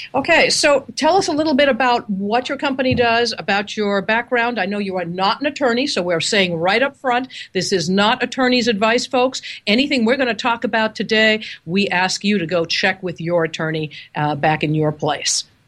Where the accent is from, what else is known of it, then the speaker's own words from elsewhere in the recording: Seattle, Washington, United States; I'm calling you from, oh, Seattle, Washington. Isn't that amazing? my hometown.